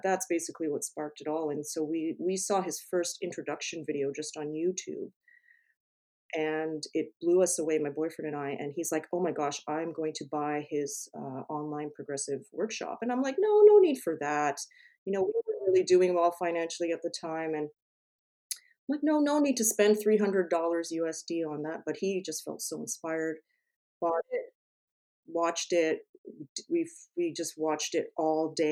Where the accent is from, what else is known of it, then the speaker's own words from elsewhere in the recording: Canada; I'm from Canada